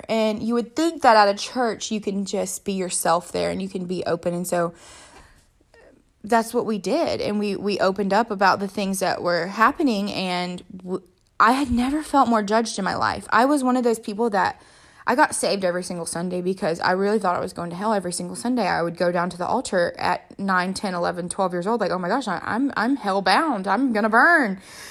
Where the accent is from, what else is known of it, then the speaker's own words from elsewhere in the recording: South Africa; And I was the girl from South Africa.